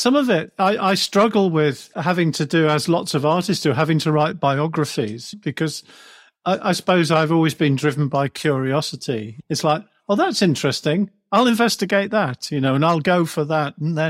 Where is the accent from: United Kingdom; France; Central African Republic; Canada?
United Kingdom; Wirral, North West England; I grew up in a very sort of ordinary English childhood. I grew up on the Wirral near Liverpool.